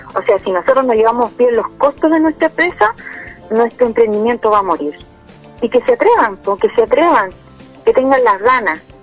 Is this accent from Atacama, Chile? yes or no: no; Salamanca, Coquimbo, Chile; soy de Salamanca y tengo un emprendimiento de repostería